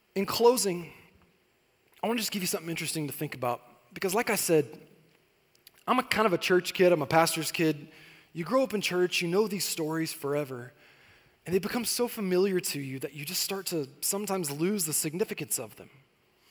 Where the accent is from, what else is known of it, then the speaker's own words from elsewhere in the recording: Corona, California, United States; moved away as an adult; also born or lived in Temecula Valley; now in Temecula, United States; I grew up in Corona, and I had moved out here to the Temecula Valley